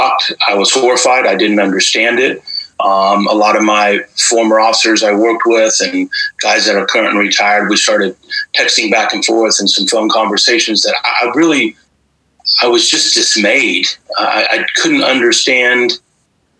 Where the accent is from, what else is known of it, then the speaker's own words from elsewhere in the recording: Midwest, United States; I grew up in the Midwest